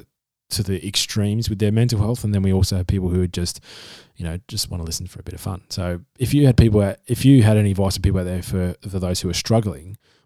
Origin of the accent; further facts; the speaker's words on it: Perth, Western Australia, Australia; now in Adelaide, Australia; I'm from Perth as well, so yeah, I'm from Western Australia originally, but then lived here for about the past decade now, so kind of almost a South Australian now.